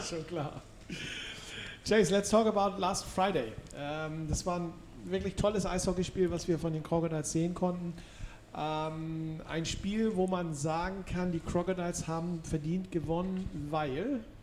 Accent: Hamburg, Germany; als Hamburger

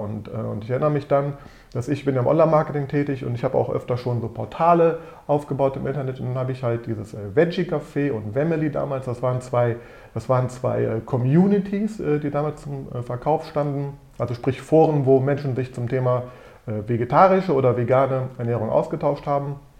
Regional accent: Düsseldorf, North Rhine-Westphalia, Germany; ich bin in Düsseldorf geboren und aufgewachsen

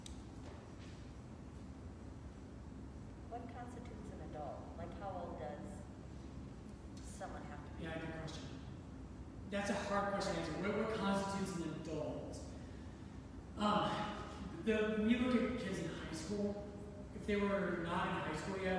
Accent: Colorado, United States; I grew up in Colorado

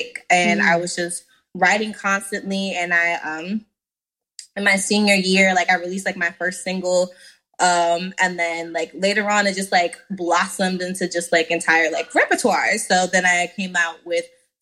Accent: Washington, District of Columbia, United States; I am currently residing in, and I am also from, born and bred from Washington, D.C.

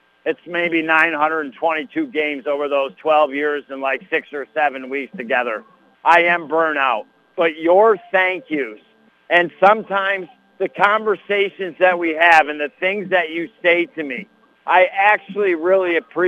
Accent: Madrid, New York, United States; I'll never forget growing up in Madrid

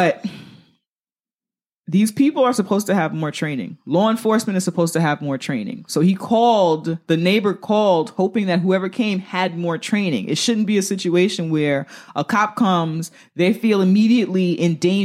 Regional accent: New York City, New York, United States; I'm a New Yorker.

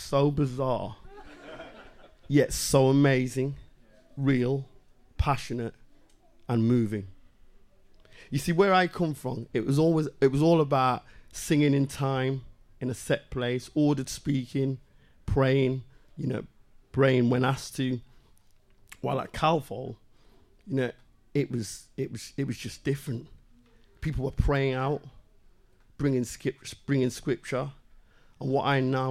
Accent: Liverpool, North West England, United Kingdom; moved away; also born or lived in Sussex; I was brought up in Liverpool with them

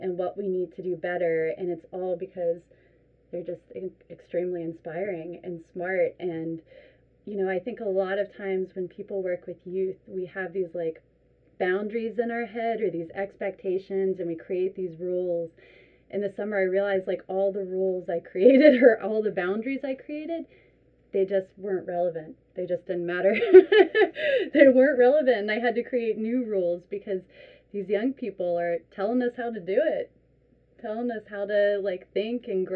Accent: Richmond, Virginia, United States; moved away; I'm from Richmond, Virginia

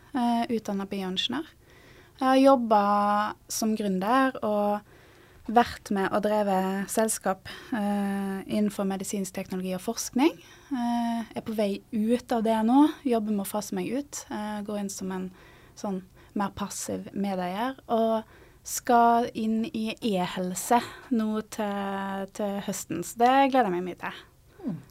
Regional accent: Stord, Vestland, Norway; moved away as an adult; now in Trondheim, Norway; jeg kommer fra Stord, som ligger mellom Haugesund og Bergen. Apropos uttal av ord, så vokste jeg opp i ei gate som heter Navrastigsmyra

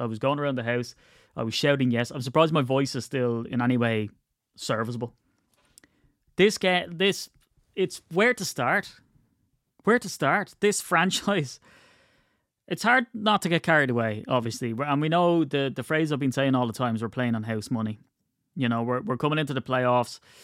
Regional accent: Ireland; I'm Irish

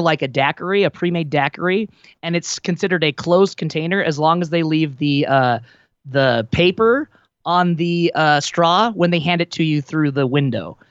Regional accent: Wyoming, United States; moved away; growing up in Wyoming

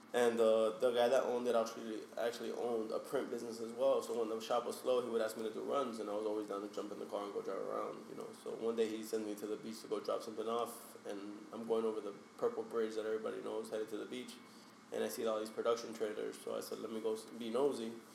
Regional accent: Hialeah, Florida, United States; I'm from Hialeah, Florida. Hialeah is the outskirts of Miami. Um, born and raised there.

